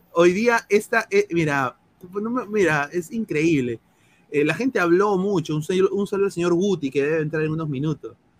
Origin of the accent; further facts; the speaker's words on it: Peru; now in United States; somos peruanos, eh, yo estoy aquí en los Estados Unidos